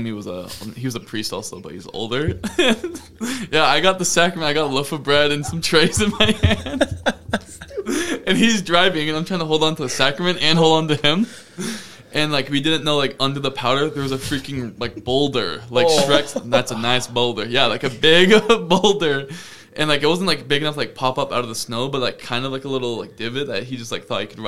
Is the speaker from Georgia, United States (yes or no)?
no; Fairfield, Maine, United States; in my hometown of Fairfield, Maine.